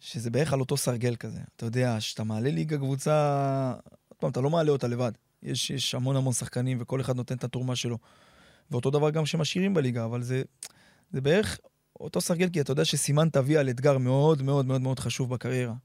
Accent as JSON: {"language": "Hebrew", "town": "Nof HaGalil", "region": "Northern District", "country": "Israel", "tie": "born or raised there", "also_born_or_lived": "Migdal HaEmek / Beersheba", "moved": "as an adult", "said": "אנשי נוף הגליל, נצרת עילית, זה אנשים שמאוד מאוד קרובים אליי, שם גדלתי"}